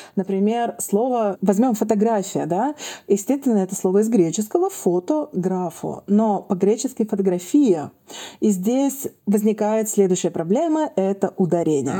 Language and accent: Russian; Saint Petersburg, Russia; я из Петербурга